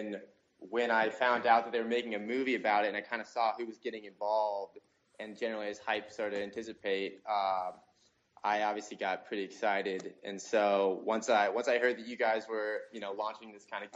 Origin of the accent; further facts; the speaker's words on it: Cincinnati, Ohio, United States; I'm originally from Cincinnati, Ohio